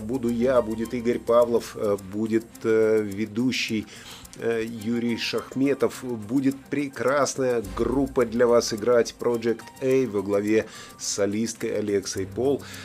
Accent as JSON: {"language": "Russian", "country": "Latvia", "moved": "yes", "lives_now": "United Kingdom", "said": "Я сам из Латвии, прохладно зимой бывает"}